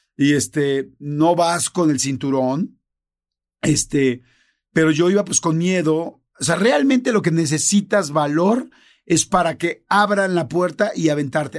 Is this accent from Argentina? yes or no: no; Mexico; como mexicanos